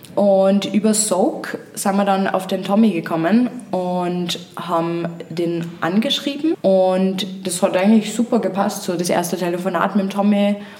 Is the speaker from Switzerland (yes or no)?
no; Upper Austria, Austria